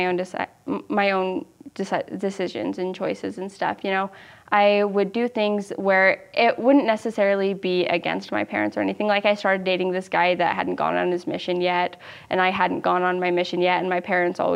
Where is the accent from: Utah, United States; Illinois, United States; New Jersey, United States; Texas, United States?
Utah, United States; Utah Valley, United States; growing up in Utah Valley is kind of weird